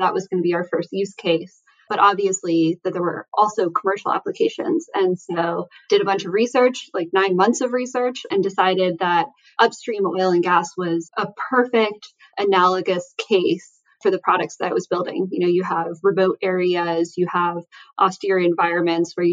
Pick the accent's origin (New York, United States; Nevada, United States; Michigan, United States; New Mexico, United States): New Mexico, United States; Southern; moved away; also born or lived in California; I grew up in Southern New Mexico.